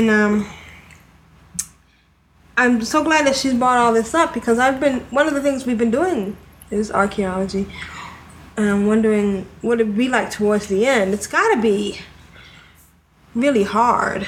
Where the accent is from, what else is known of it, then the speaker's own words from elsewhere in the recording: New England, United States; you can tell I'm from New England